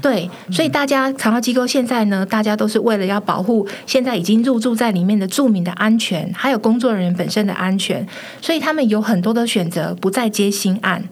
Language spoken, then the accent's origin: Chinese; Taiwan; 我们台湾人